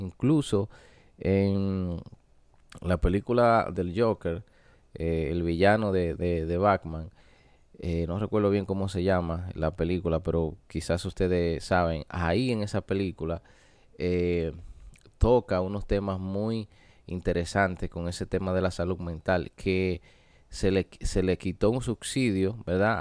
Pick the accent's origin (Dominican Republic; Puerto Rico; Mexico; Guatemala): Dominican Republic; en mi país, República Dominicana